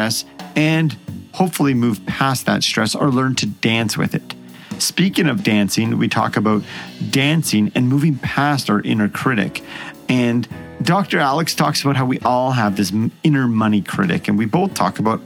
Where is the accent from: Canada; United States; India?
Canada; Edmonton, Alberta; my hometown, the Edmonton Oilers